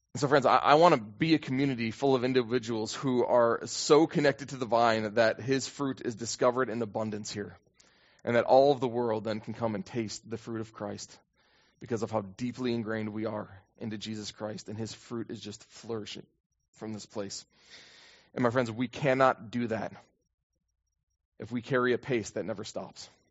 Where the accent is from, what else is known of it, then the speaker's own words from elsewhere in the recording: United States; for me as an American